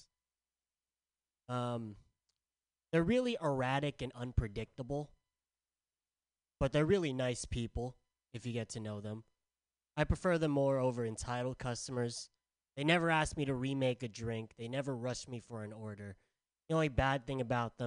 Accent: San Diego, California, United States; I'm from San Diego

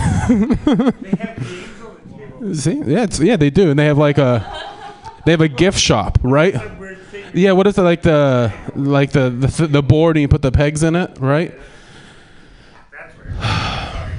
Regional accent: Portland, Oregon, United States; I'm from Portland

